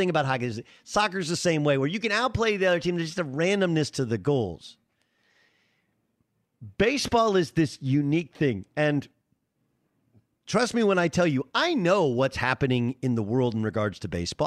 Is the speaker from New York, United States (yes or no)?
no; Southern California, United States; I grew up in Southern California